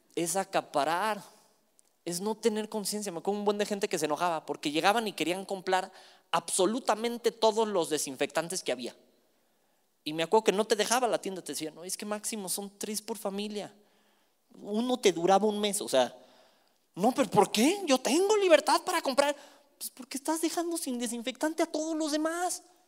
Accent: Mexico; somos buenos como mexicanos

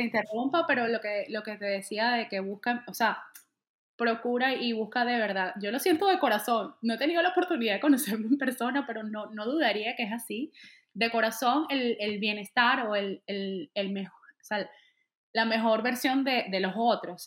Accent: Venezuela; moved away as an adult; now in Atlanta, United States; Salí de un día a otro, salí de Venezuela y salí, salí por Colombia

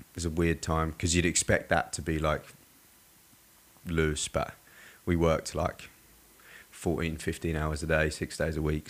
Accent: Surrey, South East England, United Kingdom; now in Australia; I was born and raised in England. Mm-hmm. Um, yeah, in like a place called Surrey, so it's like south of London by about 45 minutes

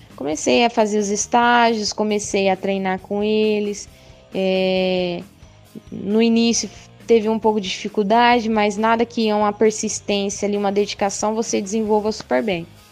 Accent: São José dos Quatro Marcos, Mato Grosso, Brazil; also born or lived in Mirassol d'Oeste; Eu sou lá de São José dos Quatro Marcos, morei lá, porém, morei, nasci, na verdade, né, em Mirassol do Oeste, e desde então sempre morei em São José dos Quatro Marcos

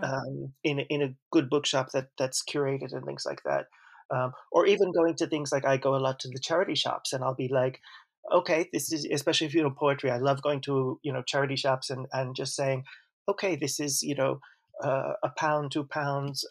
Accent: Long Island, New York, United States; first language English; moved away as an adult; also born or lived in Manhattan, New York / New Haven, Connecticut; now in Spain; I was born in Manhattan. I grew up on Long Island

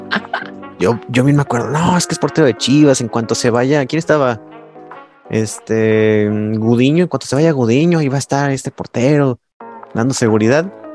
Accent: Guadalajara, Jalisco, Mexico; soy de Guadalajara y yo siento bien cabrón el, clásico tapatío

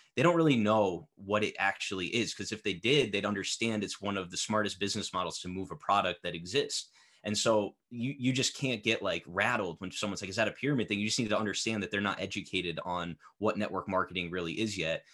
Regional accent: Connecticut, United States; I'm from Connecticut

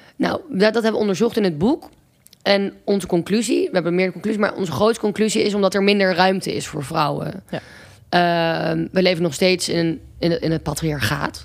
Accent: Amsterdam, North Holland, Netherlands; also born or lived in Groningen; toen ben ik um, terug naar Amsterdam verhuisd, waar ik vandaan kom.

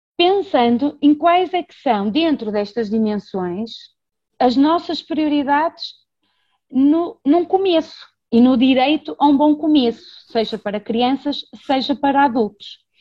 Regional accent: Braga, Norte, Portugal; sou educadora de infância, sou de Braga

